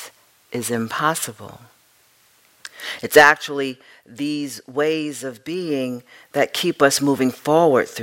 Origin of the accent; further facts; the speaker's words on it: New York, United States; being the New Yorker that I am